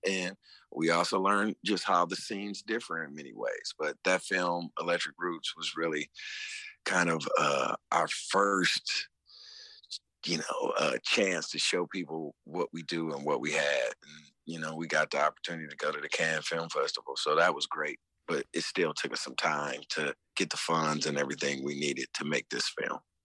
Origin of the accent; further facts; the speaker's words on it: Detroit, Michigan, United States; coming up in Detroit. I mean, it, where I'm from